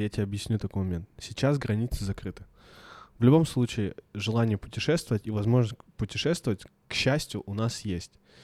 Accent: Blagoveshchensk, Amur Oblast, Russia; я из Благовещенска

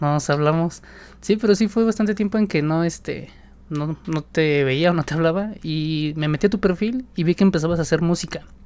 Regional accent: State of Mexico, Mexico; específicamente del Estado de México, de donde yo soy.

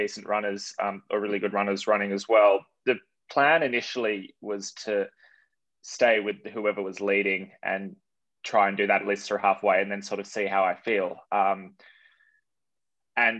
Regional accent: Sydney, New South Wales, Australia; I grew up in Sydney

